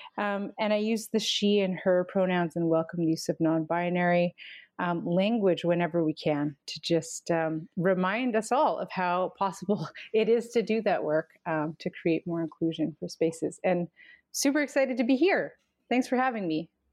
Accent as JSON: {"language": "English", "area": "Canim Lake", "region": "central interior of British Columbia", "country": "Canada", "said": "from Seskin, which is, um, in the central interior of the province known as British Columbia."}